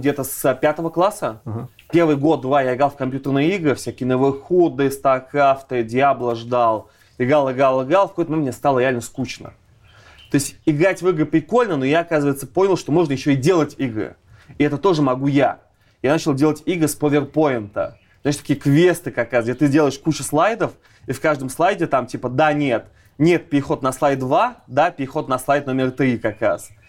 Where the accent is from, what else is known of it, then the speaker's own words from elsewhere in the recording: Ulyanovsk, Ulyanovsk Oblast, Russia; moved away; я из Ульяновска как раз